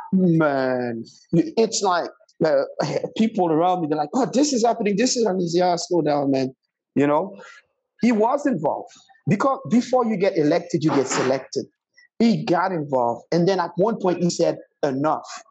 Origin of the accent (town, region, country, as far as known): Haiti